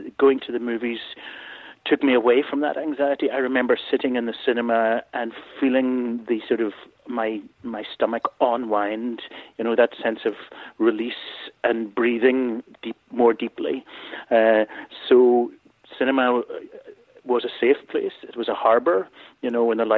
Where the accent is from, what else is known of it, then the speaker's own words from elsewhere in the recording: Belfast, Northern Ireland, United Kingdom; I grew up in Belfast in Ireland, and so I came from a very ordinary working class